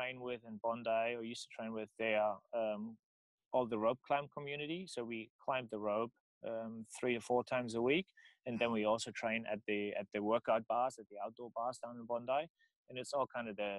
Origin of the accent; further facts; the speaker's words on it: Germany; accent: German; English is a second language; moved away; my German accent